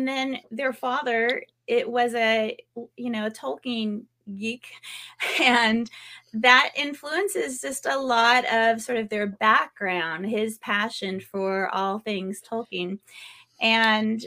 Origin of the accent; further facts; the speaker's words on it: California, United States; now in North Carolina, United States; I was born and raised in California